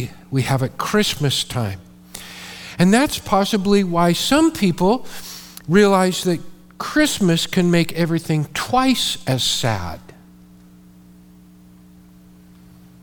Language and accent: English; Modesto, California, United States; I grew up in Modesto